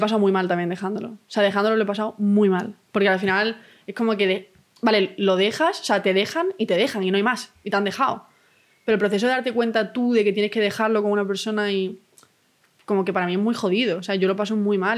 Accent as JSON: {"language": "Spanish", "town": "Málaga", "region": "Andalusia", "country": "Spain", "said": "Yo es que vengo del centro de Málaga"}